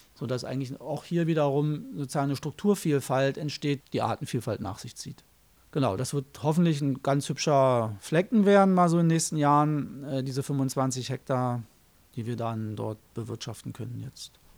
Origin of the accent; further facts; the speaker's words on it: Germany; Ich bin in der DDR groß geworden